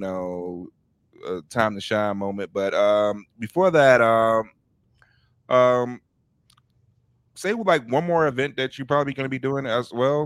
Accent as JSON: {"language": "English", "town": "Chicago", "region": "Illinois", "country": "United States", "tie": "born or raised there", "said": "growing up in Chicago"}